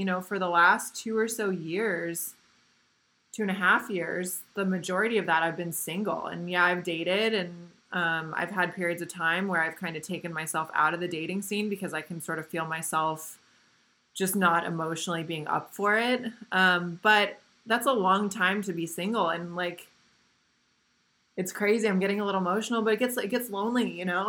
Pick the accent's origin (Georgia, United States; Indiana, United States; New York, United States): Indiana, United States; the Midwest; now in Costa Mesa, United States; where I grew up in the Midwest and Indiana